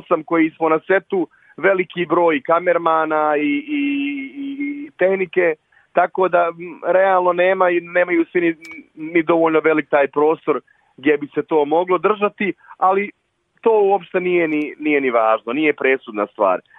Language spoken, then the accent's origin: Croatian; Sarajevo, Federation of Bosnia and Herzegovina, Bosnia & Herzegovina; kod nas u Sarajevu